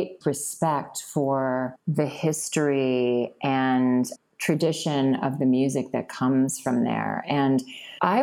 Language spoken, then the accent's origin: English; Virginia, United States; moved away; also born or lived in Boston; I was born in Boston, but I grew up in Virginia.